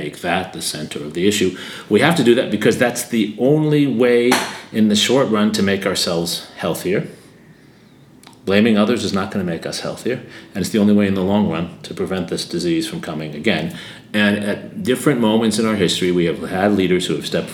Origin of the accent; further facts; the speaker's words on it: United States; I grew up with in the United States in the 1980s